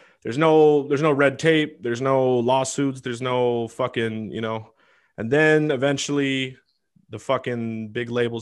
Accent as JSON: {"language": "English", "town": "Seattle", "region": "Washington", "country": "United States", "said": "I'm from Seattle"}